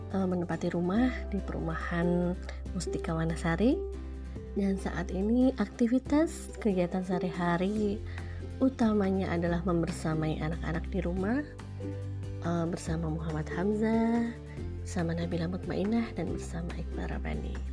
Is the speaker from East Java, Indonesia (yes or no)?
no; Jakarta, Indonesia; Sebelumnya perkenalkan … Lahir dan besar di Jakarta 38 tahun yang lalu